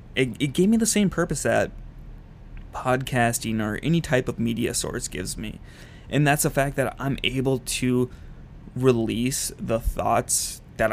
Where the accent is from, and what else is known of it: Minnesota, United States; moved away as an adult; also born or lived in Utah